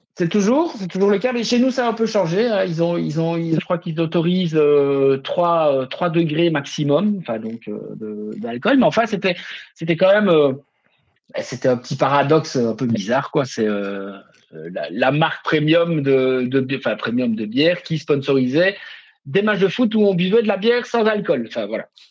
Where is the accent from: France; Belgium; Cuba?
Belgium; Liège, Wallonia; chez nous à Liège